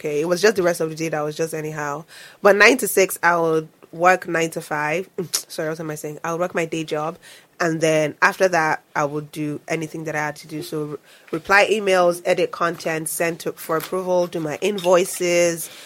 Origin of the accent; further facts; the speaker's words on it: Nigeria; now in Canada; I'm not the Canadian. I'm not a black Canadian. I am a Nigerian.